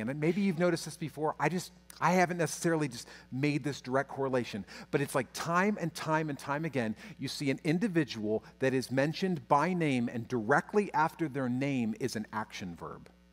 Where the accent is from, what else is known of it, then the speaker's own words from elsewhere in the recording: United States; my fear as an American pastor